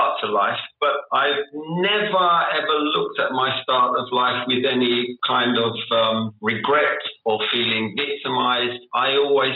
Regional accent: London, United Kingdom; accent: South London; moved away as an adult; now in Indonesia; I grew up in South London

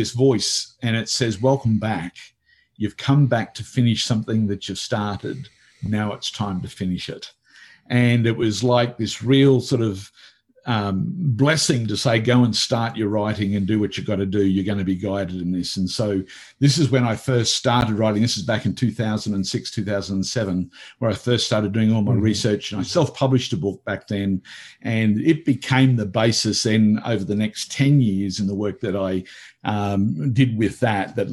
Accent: Australia; also born or lived in Italy; I came back to Australia

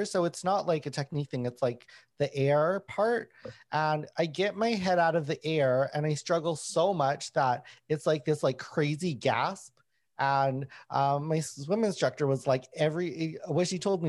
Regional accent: Winnipeg, Manitoba, Canada; when I was growing up in Winnipeg

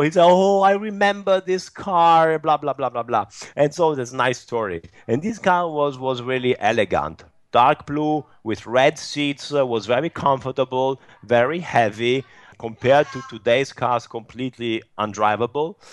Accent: Turin, Piedmont, Italy; my hometown, which is Turin

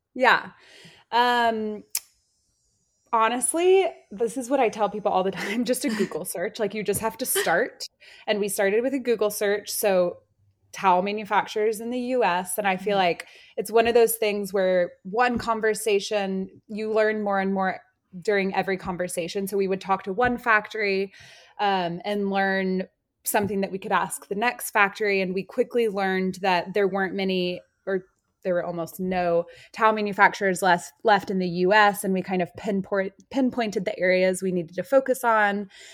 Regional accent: Austin, Texas, United States; I grew up in Austin, Texas.

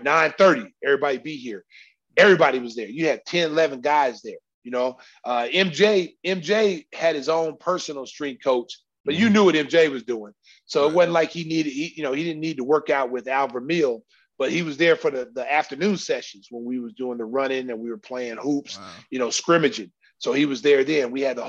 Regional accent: Oklahoma, United States; You know, I came from Oklahoma. I was the man.

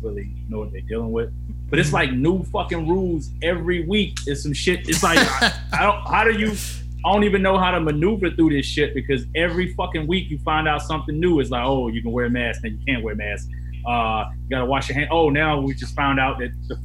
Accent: Atlanta, Georgia, United States; I'm from Atlanta

